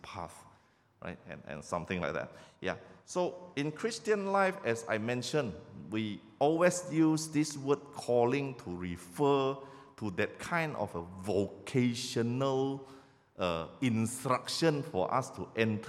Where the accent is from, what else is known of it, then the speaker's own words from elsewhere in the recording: Sabah, Malaysia; moved away as an adult; I'm actually from Sabah